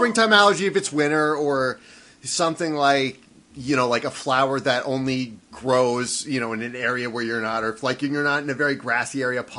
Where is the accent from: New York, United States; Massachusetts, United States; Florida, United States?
Florida, United States; I'm from Florida